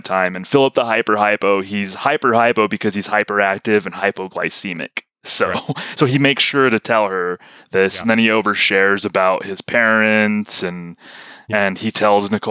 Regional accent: New Mexico, United States; I'm from New Mexico, and there is New Mexican dialect

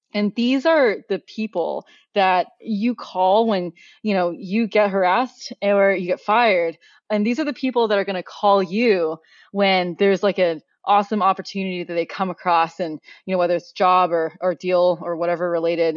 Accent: Oregon, United States; also born or lived in Beijing, China; I grew up in Oregon, so really the outdoors is, like, part of my upbringing.

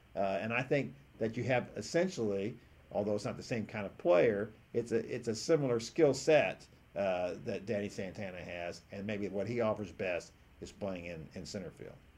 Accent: Houston, Texas, United States; me growing up in Houston

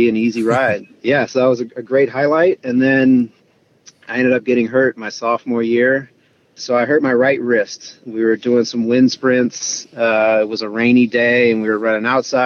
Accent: Northern California, United States; I grew up in Northern California

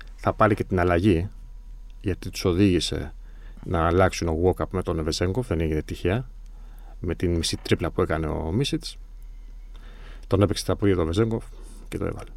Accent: Greece; προφανώς είμαστε Έλληνες

